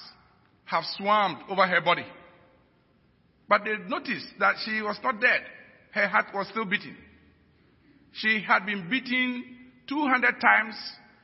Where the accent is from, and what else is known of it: Ghana